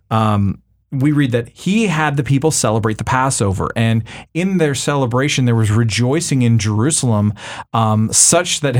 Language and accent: English; Canada; now in United States; you know as a Canadian